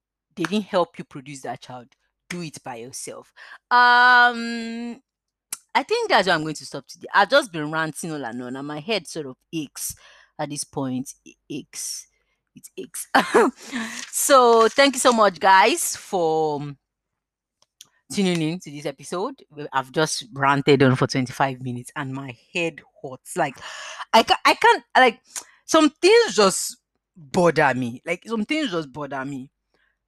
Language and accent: English; Nigeria; now in United Kingdom; living in the United Kingdom. I'm a Nigerian